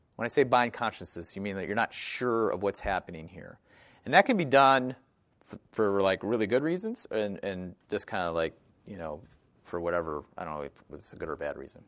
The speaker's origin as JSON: {"language": "English", "region": "Wisconsin", "country": "United States", "tie": "born or raised there", "said": "I grew up in Wisconsin"}